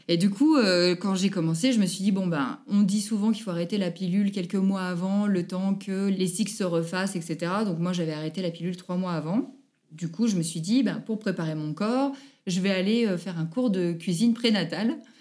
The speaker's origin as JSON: {"language": "French", "town": "Annecy", "region": "Auvergne-Rhône-Alpes", "country": "France", "tie": "born or raised there", "said": "je suis née à Annecy, j'habite à Poisy, en Haute-Savoie, tout près d'Annecy."}